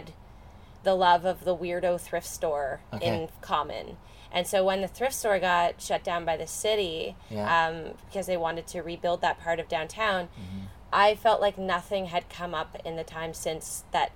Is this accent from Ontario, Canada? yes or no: yes; Guelph, Ontario, Canada; also born or lived in Kingston, Ontario; I was born in Kingston, Ontario, but mm-hmm. I moved here when I was about 3.